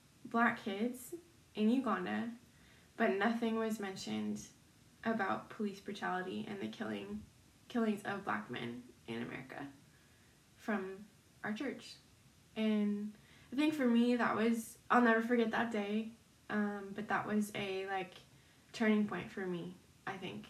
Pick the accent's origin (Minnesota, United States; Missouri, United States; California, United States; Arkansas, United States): Minnesota, United States; Minneapolis; moved away; my hometown